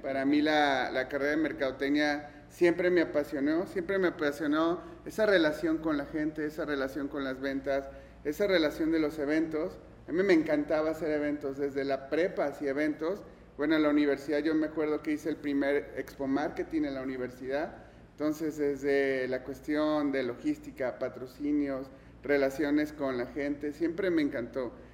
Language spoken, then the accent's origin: Spanish; Mexico; also born or lived in Germany / Guadalajara